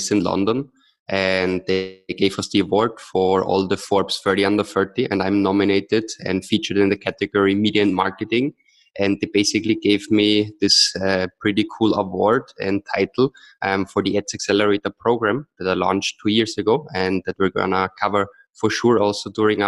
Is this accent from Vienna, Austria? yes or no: yes; Vienna, Austria; moved away; also born or lived in Austin, Texas; I'm originally from Austria, from Vienna